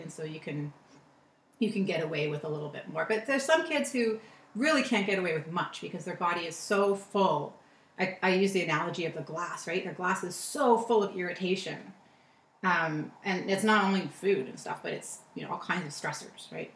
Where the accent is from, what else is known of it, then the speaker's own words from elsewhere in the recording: Toronto, Ontario, Canada; also born or lived in California; Toronto is where I grew up